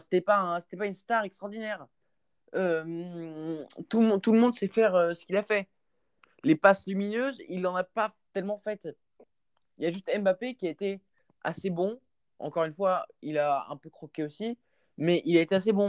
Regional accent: Paris, Île-de-France, France; je suis parisien

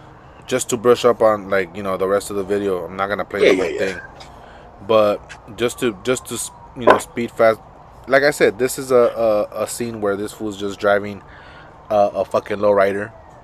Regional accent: Michoacán, Mexico; Bro, we're from Michoacán. Fool, Michoacán is the place where the guacamole's come from.

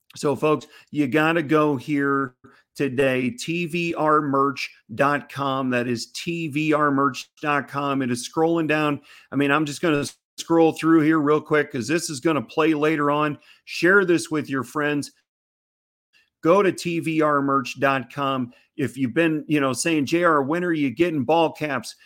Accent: Missouri, United States; my home state of Missouri

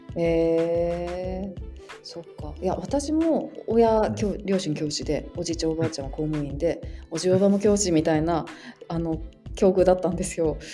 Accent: Hachinohe, Aomori, Japan; now in Hokkaido, Japan; 私も大和さんと同じ青森県なんですけど私八戸市っていうところで私たちはスケートだったんですよね。

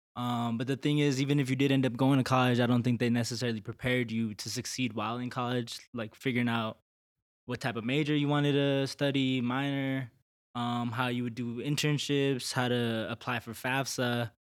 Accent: Denver, Colorado, United States; also born or lived in El Paso, Texas; I am originally from El Paso, Texas, but grew up in Denver

